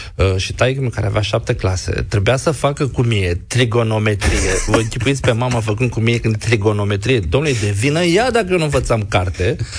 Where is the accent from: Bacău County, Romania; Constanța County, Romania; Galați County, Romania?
Galați County, Romania; Galați; moved away; eu sunt gălățean.